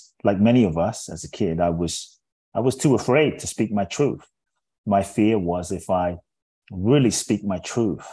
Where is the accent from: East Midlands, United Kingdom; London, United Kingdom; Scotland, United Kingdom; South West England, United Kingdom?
London, United Kingdom; also born or lived in Ghana; now in Los Angeles, United States; My father's from Ghana. My mother's Japanese. I grew up in London. I live in Los Angeles